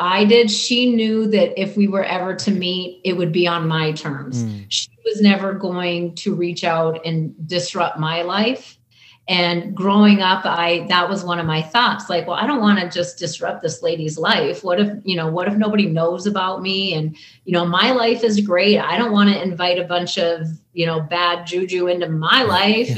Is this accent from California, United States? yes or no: no; Bismarck, North Dakota, United States; accent: Canadian / North Dakotan; moved away as an adult; also born or lived in Kamloops, British Columbia, Canada / Miles City, Montana; now in Nevada, United States; Montana for 1 year, fourth grade year, and then fifth grade on in Bismarck, North Dakota